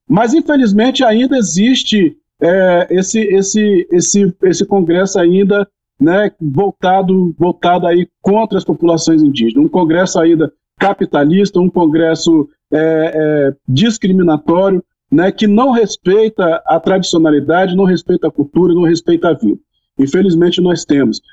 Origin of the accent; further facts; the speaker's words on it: Espírito Santo, Brazil; Lá no Espírito Santo, onde é a minha região, inclusive, né, na minha aldeia